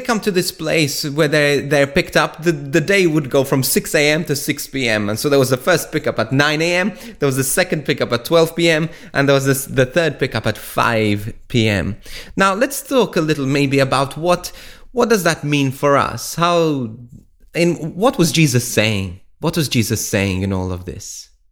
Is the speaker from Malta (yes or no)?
yes; Malta; moved away as an adult; from where I was brought up in Malta. Now, when I was, um, I left Malta about fifteen years ago